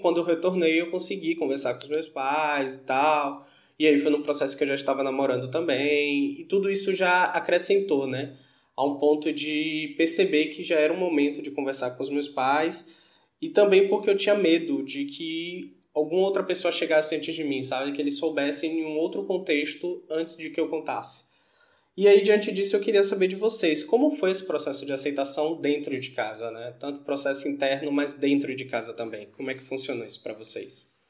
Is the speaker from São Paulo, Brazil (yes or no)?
no; Salvador, Bahia, Brazil; moved away as an adult; also born or lived in Rio de Janeiro; quando eu saí de Salvador.